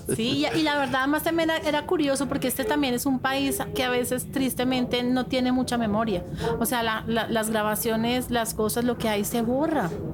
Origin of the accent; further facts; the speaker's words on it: Colombia; te ven a ti como colombiano